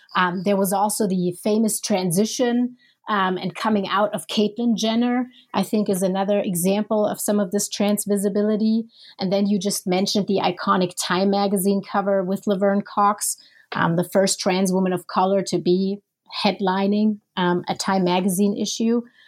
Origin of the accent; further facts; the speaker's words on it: Germany; moved away as an adult; also born or lived in Minneapolis, United States; I'm originally from Germany